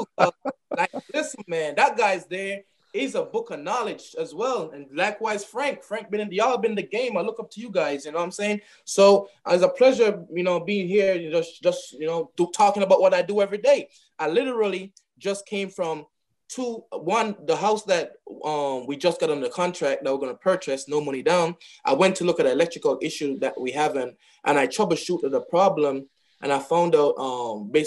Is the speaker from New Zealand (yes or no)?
no; Jamaica; moved away as an adult; now in United States; I'm from Jamaica. So I came here in 2015